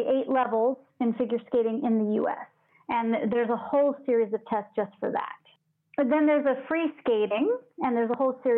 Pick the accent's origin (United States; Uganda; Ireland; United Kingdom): United States; Northern California; I grew up in Northern California